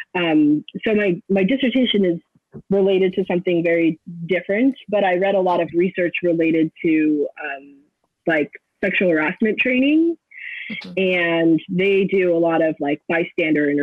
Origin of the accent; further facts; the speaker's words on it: Los Angeles, California, United States; moved away as an adult; now in Florida, United States; So I'm originally from Los Angeles. I grew up in the San Fernando Valley